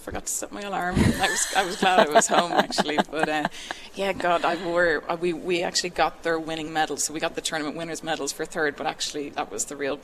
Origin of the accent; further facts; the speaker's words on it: Ireland; I'm Irish